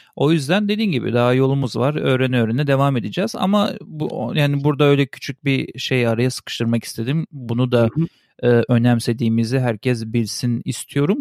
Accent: Switzerland; moved away; also born or lived in Turkey; küçüklüğümden beri ben biliyorsun İsviçre'de doğup büyüdüm. Orada Almanca öğrendim.

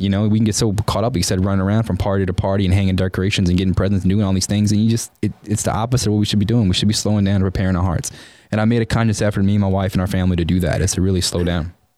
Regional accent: New Orleans, Louisiana, United States; moved away as an adult; now in College Station, United States; I'm from New Orleans, so growing up in a New Orleans is a very Catholic town, and I grew up Catholic

